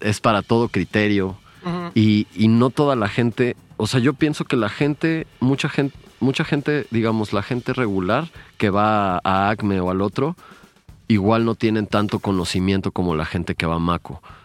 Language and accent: Spanish; Mexico; en mi país, México